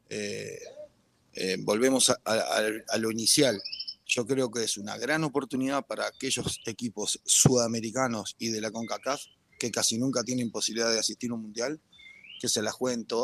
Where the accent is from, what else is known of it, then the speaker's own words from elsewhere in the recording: Costa Rica; moved away; Yo me fui de Costa Rica en el 2011, no, no me siento con la autoridad para, para emitir un juicio grande de valor al respecto.